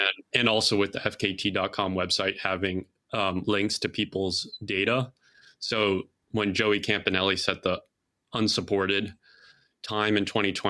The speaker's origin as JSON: {"language": "English", "town": "Chicago", "region": "Illinois", "country": "United States", "also_born_or_lived": "Colorado", "moved": "yes", "said": "I'm from Chicago, from the city"}